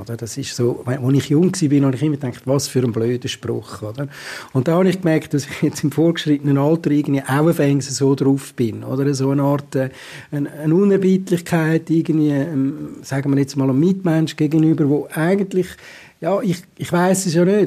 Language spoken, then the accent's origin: German; Zurich, Switzerland; als Zürcher